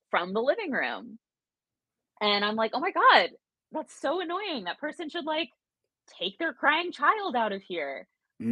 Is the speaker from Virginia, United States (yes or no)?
yes; Williamsburg, Virginia, United States; I grew up in Williamsburg and I briefly worked at Colonial Williamsburg